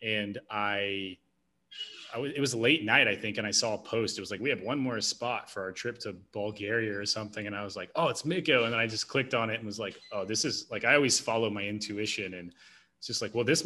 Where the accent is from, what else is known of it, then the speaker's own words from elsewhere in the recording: Tennessee, United States; I grew up in Tennessee